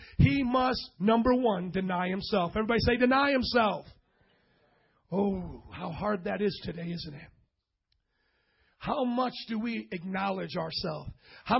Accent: Indiana, United States; I'm from Indiana.

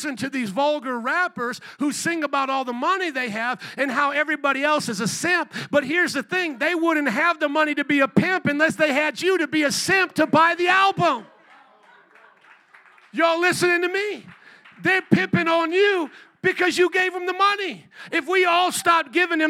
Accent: Fort Wayne, Indiana, United States; now in Chicago, United States; I grew up in a land called Indiana. I grew up in a small town called Fort Wayne

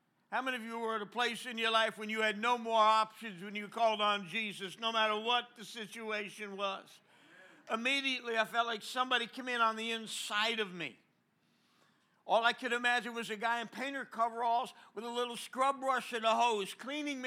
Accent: New Jersey, United States; moved away; I'm from New Jersey

